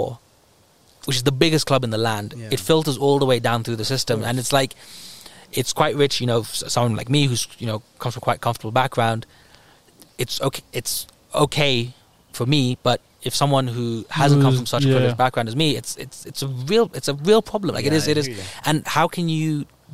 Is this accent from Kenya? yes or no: yes; Kenya; as a Kenyan